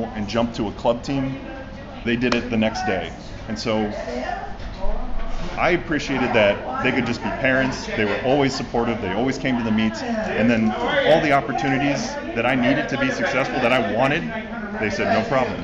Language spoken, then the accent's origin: English; Kentucky, United States; now in Florida, United States; I'm from Kentucky, the home of like horse racing